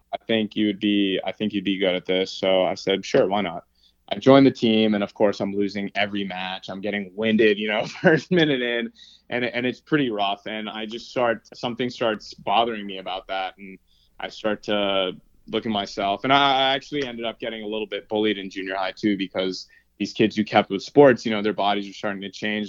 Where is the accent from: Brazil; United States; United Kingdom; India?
United States; New York City, New York; moved away as an adult; also born or lived in Massachusetts; now in Los Angeles, United States; I grew up in New York City, actually.